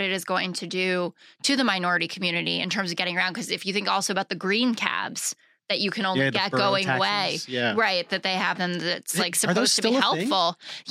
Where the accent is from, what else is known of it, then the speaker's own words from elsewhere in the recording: New York City, New York, United States; But I grew up here in New York City